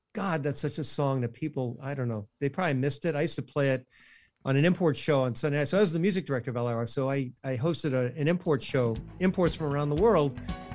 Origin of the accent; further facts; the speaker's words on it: New York City, New York, United States; now in Long Island, United States; I was born in Brooklyn and I live on Long Island.